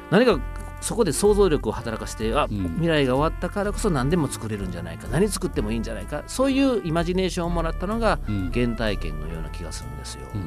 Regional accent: Osaka, Japan; 実は僕はね大阪出身

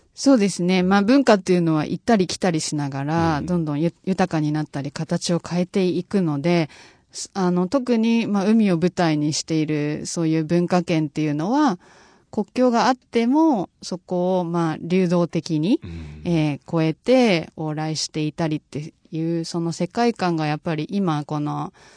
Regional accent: Fukuoka, Japan; moved away; also born or lived in London; 自分のその出身地である福岡

